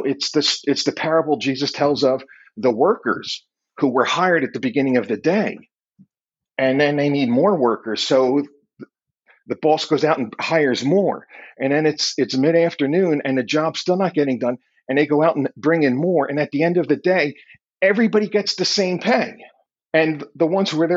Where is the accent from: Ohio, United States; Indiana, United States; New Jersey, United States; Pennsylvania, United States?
Pennsylvania, United States; Philadelphia; I'm from Philly